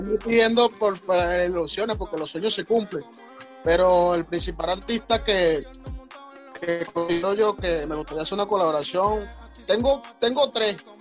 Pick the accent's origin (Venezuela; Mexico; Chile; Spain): Venezuela; San José de Río Chico, Miranda; yo soy de, de, de San José, Río Chico, de Miranda